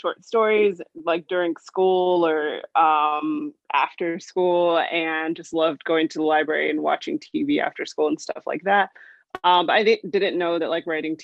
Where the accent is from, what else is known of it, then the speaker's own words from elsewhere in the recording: Los Angeles, California, United States; moved away as an adult; also born or lived in Berlin; I'm from Los Angeles